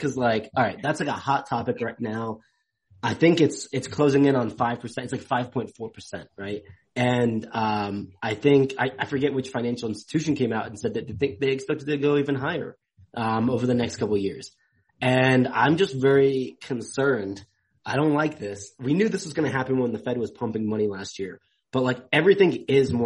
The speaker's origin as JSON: {"language": "English", "region": "England", "country": "United Kingdom", "said": "I'm from England."}